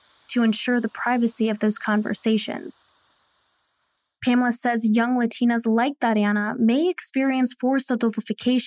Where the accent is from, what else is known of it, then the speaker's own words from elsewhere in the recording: Chicago, Illinois, United States; a second-generation Mexican-American journalist born and raised in Chicago